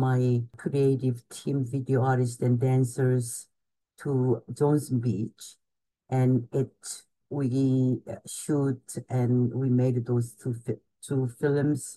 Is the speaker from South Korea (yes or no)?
yes; Gwangju, South Korea; moved away as an adult; also born or lived in Seoul, South Korea; now in New York, United States; I was born in Gwangju, Korea, which is about 3 hours south of the Seoul. And I came to university, Ewha University in Seoul. And almost immediately after the college, and I came to New York.